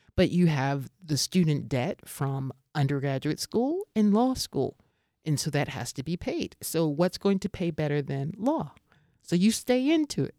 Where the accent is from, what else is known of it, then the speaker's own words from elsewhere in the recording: United States; moved away as an adult; also born or lived in Seoul, South Korea; now in Prague, Czech Republic; me as an American living here